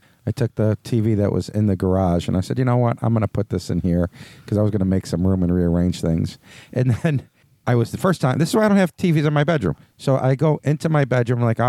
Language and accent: English; Buffalo, New York, United States; growing up on the West Side